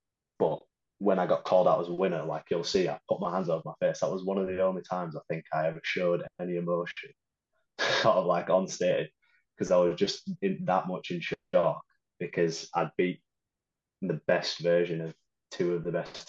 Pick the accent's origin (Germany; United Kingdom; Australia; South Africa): United Kingdom; Huddersfield, Yorkshire and the Humber; Yeah, Huddersfield.